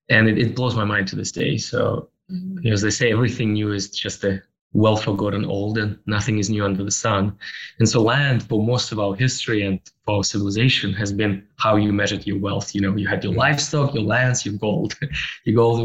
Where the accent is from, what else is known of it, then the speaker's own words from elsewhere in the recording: Russia; moved away as an adult; also born or lived in Toronto, Canada; born and raised in Russia, and then I moved to Canada in 2007, where in Toronto